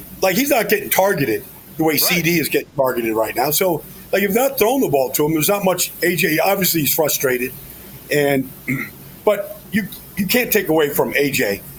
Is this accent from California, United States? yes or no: no; Massapequa, New York, United States; a girl from my hometown, Massapequa, Long Island.